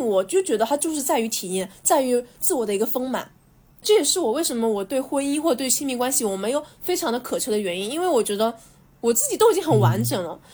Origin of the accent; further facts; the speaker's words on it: Zhejiang, China; 我们浙江人的那种不安定，就是喜欢在不同的地方进行一种拼搏